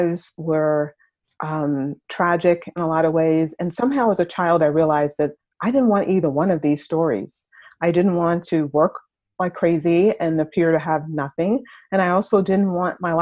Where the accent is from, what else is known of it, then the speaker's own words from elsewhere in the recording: New York City, New York, United States; I grew up in Harlem. I wasn't in exactly the best neighborhood. Harlem is in New York